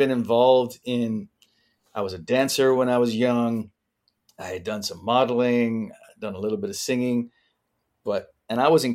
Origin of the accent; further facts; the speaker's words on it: Vancouver, British Columbia, Canada; moved away; I was this kid from Vancouver